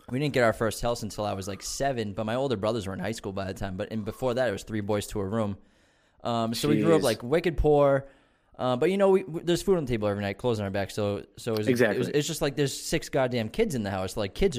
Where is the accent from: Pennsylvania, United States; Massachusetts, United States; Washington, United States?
Massachusetts, United States; Malden; born there; So I was born in Malden, but my family's from Medford. So like the first place I ever lived was I was in Medford, but we moved when I was one.